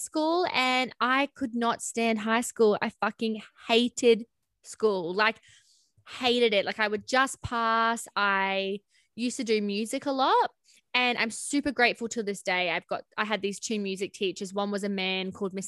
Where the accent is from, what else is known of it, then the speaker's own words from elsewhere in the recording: Cairns, Queensland, Australia; I grew up in Cairns in Queensland with my parents.